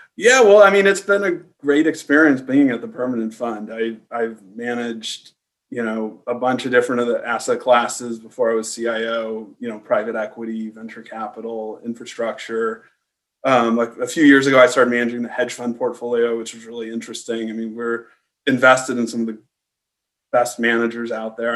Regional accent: San Diego, California, United States; I grew up in San Diego.

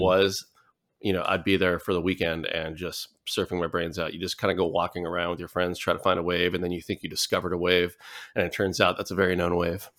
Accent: Hauula, Hawaii, United States; also born or lived in Newport Beach, California; I'm from the island of Oahu, um, in the, you know, the island chain of, of Hawaii and from the northeast side. So, uh, Haula

